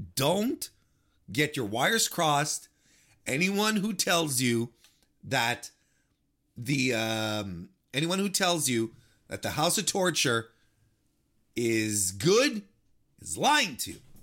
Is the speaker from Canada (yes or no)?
yes; Canada; I'm, I'm Canadian